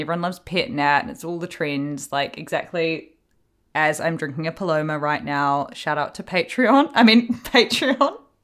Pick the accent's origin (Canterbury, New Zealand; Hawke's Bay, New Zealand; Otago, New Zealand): Hawke's Bay, New Zealand; I'm from Hawke's Bay